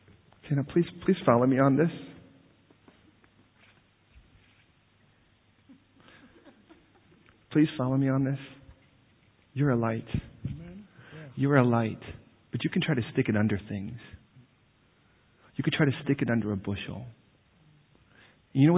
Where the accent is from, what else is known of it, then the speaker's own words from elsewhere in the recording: United States; now in London, United Kingdom; British people look at me as an American